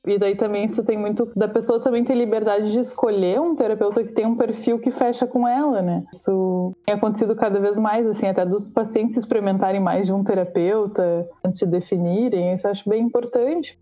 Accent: Brazil

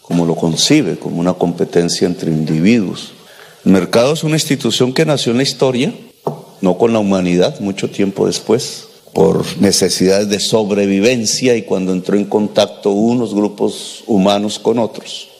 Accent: Colombia; mi país

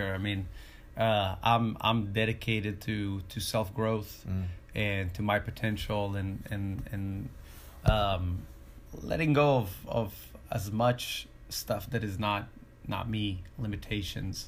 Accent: Israel; moved away; I'm originally from Israel

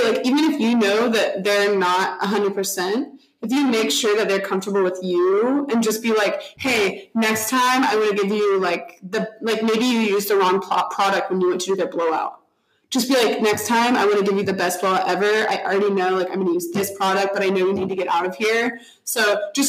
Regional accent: Texas, United States; I'm from Texas.

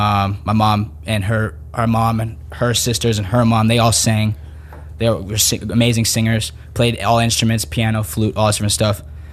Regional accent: Panama City, Panama; born there; And, like I was born in Panama City, in Panama a year after that.

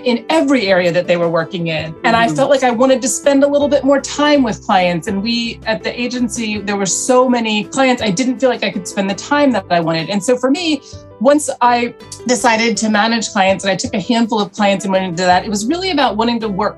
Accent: Charlotte, North Carolina, United States; moved away as an adult; also born or lived in Atlanta, Georgia; now in New York, United States; I grew up in Charlotte, North Carolina. I was born in Atlanta, was from the South

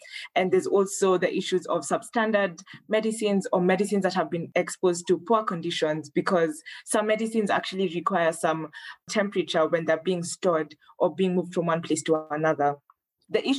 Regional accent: Kenya; moved away as an adult; now in Rwanda; I'm Kenyan, but I'm currently studying at the African Leadership University in Rwanda

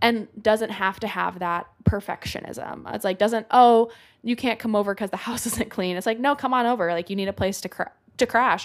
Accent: Oregon, United States; moved away as an adult; now in New York, United States; my family moved from where I grew up in Oregon to Idaho Falls

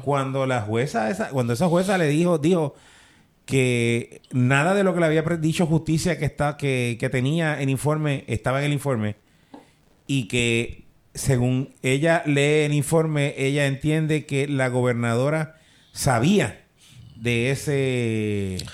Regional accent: Puerto Rico; aquí en Puerto Rico

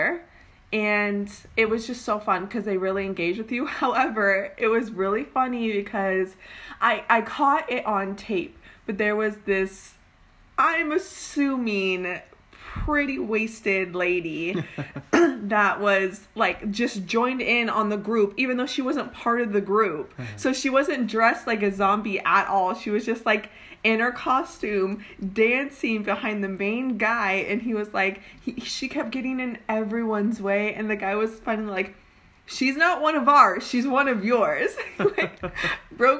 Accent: Oregon, United States; moved away as an adult; now in California, United States

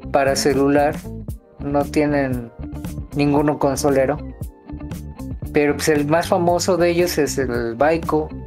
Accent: Mexico; porque tampoco el estudio así te pone, somos mexicanos, ¿no?

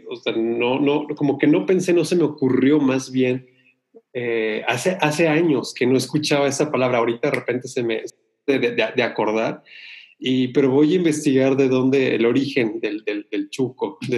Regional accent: Sonora, Mexico; born there; Eh, yo soy originario de, Sonora, pero realmente nunca he vivido eh, en Sonora, simplemente nací, tengo mi familia en, Sonora

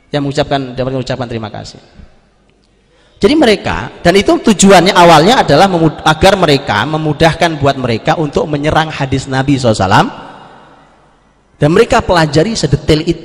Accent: East Java, Indonesia; Zaman dulu, zaman saya di kampung, saya orang Jawa Timur di kampung.

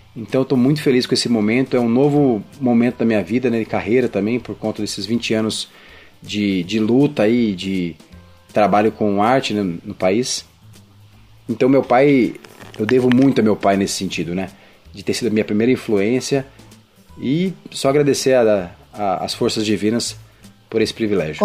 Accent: Campo Grande, Mato Grosso do Sul, Brazil; also born or lived in São Paulo; em Campo Grande, Mato Grosso do Sul, terra que eu chamo de minha, fui criado lá, embora tenha nascido em São Paulo.

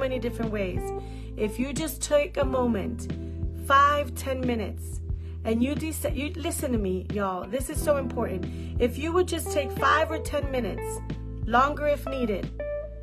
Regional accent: New York City, New York, United States; I'm a New Yorker

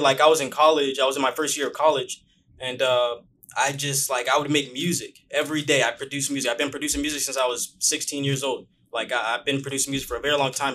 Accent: Bakersfield, California, United States; moved away as an adult; now in Los Angeles, United States; A lot of people don't know that I'm from Bakersfield

